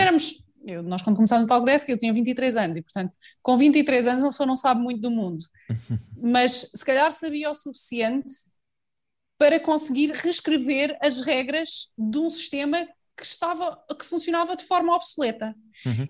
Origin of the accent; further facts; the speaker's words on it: a small village near Fátima, Centro, Portugal; numa aldeia pequenina perto de Fátima, que é o sítio onde eu cresci